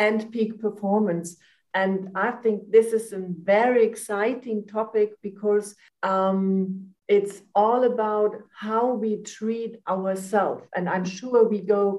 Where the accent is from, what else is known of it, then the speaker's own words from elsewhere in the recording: Germany; also born or lived in Frankfurt; I'm from Germany. I'm living in Frankfurt.